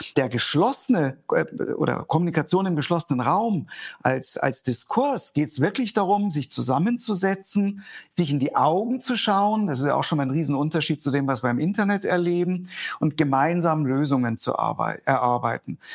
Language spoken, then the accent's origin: German; Germany; bei uns in Deutschland